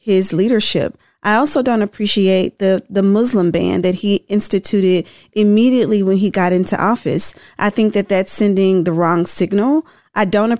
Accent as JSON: {"language": "English", "region": "Tennessee", "country": "United States", "said": "I'm from Tennessee."}